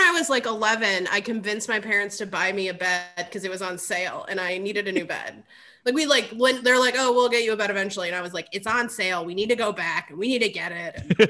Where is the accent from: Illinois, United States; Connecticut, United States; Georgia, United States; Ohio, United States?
Ohio, United States; Cleveland; I grew up in the Cleveland area